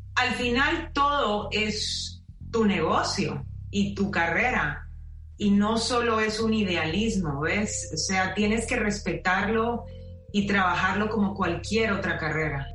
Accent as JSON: {"language": "Spanish", "country": "Guatemala", "moved": "as an adult", "lives_now": "Miami, United States", "said": "me gradué de diseñadora gráfica y artes visuales en Guatemala"}